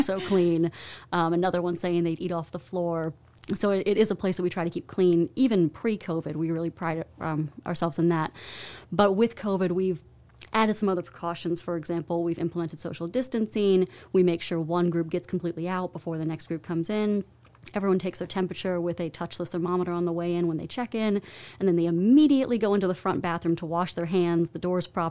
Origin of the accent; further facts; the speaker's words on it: Virginia, United States; moved away as an adult; also born or lived in Arizona; now in Winston-Salem, United States; I'm from the Virginia area, the D.C. suburbs